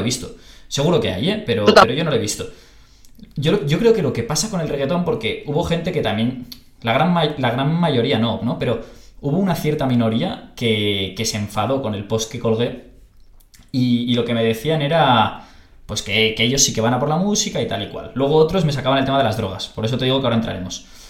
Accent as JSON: {"language": "Spanish", "town": "Barcelona", "region": "Catalonia", "country": "Spain", "said": "yo soy de Barcelona"}